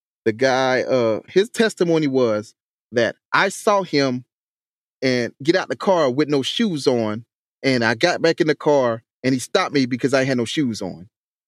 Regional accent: Hampton, South Carolina, United States; accent: country; Yes. That's my hometown. That's where I grew up at.

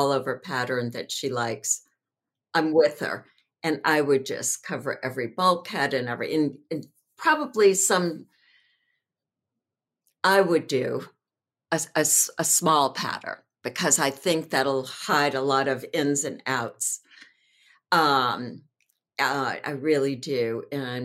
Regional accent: New Orleans, Louisiana, United States; also born or lived in Windsor Square, Los Angeles; now in Los Angeles, United States; growing up in New Orleans

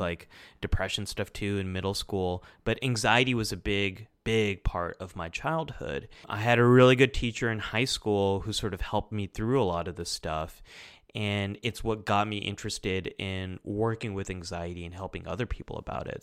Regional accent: United States; I'm Pakistani American. Like, I was born and raised here, but, like, part of my family goes back to Pakistan.

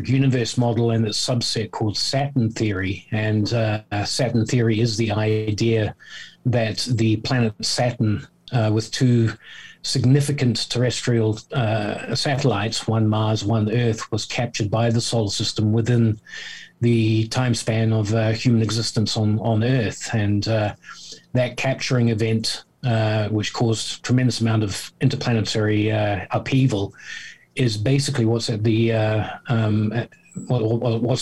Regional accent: New Zealand; moved away as an adult; also born or lived in South Africa / Southeast Asia; now in United Kingdom; I was born in South Africa, brought up in New Zealand. I've spent many years in Southeast Asia as an adult. I'm now living in the UK.

